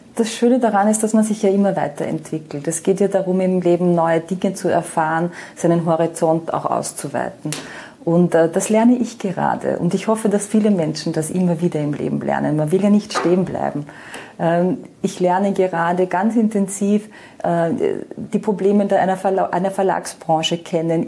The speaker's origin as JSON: {"language": "German", "country": "Austria", "tie": "born or raised there", "also_born_or_lived": "Vienna", "moved": "as an adult", "lives_now": "Baierbrunn, Germany", "said": "ich bin gebürtige Österreicherin, wie man hört"}